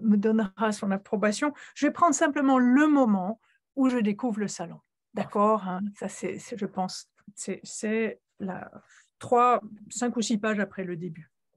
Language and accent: French; Switzerland; moved away as an adult; j'ai quitté la Suisse à l'âge de 26 ans